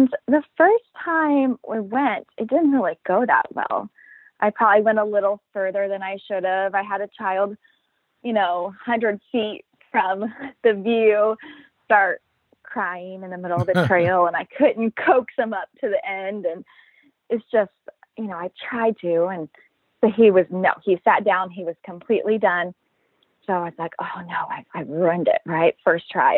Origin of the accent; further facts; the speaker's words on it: Midwest, United States; now in Sacramento, United States; I'm from the Midwest, but I live in Sacramento, California